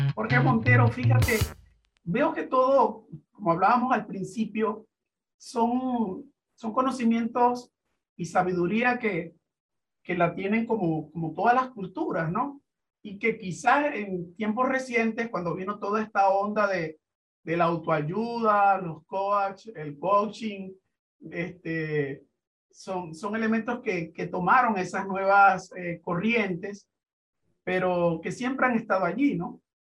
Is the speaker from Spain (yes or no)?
no; Venezuela; nuestro país, a Venezuela